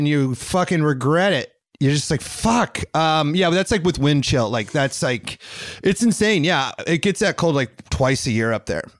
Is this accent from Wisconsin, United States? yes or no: no; Iowa, United States; I'm Iowa.